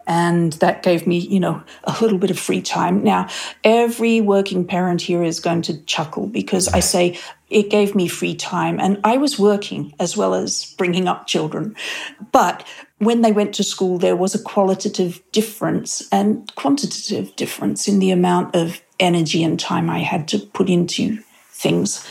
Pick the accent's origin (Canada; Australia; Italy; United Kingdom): Australia; moved away as an adult; also born or lived in Sydney, Australia; now in Pleasanton, United States; being an Australian overseas